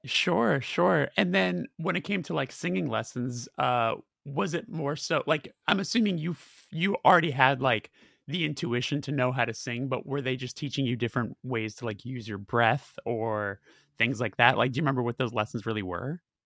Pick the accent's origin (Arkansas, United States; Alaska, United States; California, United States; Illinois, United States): California, United States; Burbank; I'm from Burbank